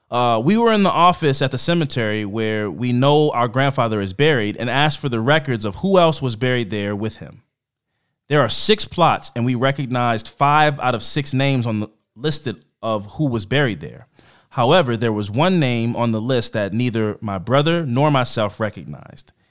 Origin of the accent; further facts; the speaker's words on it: Ohio, United States; moved away; We were born and raised in Northwest Ohio, but I moved down to Tennessee about 20 years ago, and I try to visit him whenever I get a chance to.